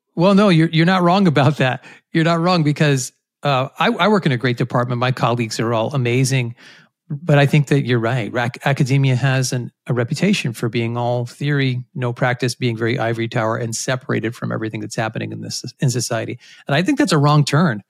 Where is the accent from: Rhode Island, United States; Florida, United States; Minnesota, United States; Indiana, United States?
Rhode Island, United States; I grew up in Rhode Island, which is a place where not many people are from, but I had a great childhood there